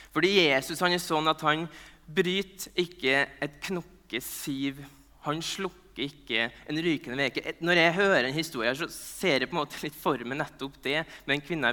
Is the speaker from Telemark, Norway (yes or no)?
no; Nordmøre, Møre og Romsdal, Norway; jeg er nordmøring